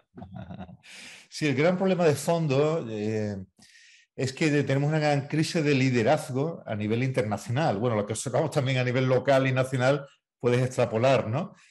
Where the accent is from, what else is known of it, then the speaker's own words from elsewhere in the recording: Chiclana de la Frontera, Andalusia, Spain; Yo que soy de Chiclana, vivo en el campo.